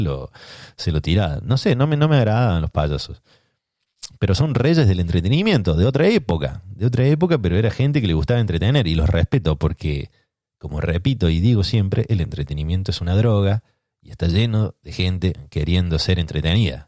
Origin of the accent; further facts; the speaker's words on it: Córdoba, Argentina; moved away; yo soy de Córdoba